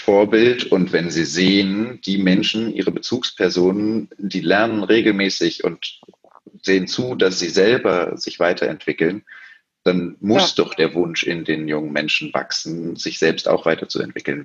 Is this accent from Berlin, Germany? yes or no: yes; Berlin, Germany; gebürtiger Berliner, hier geblieben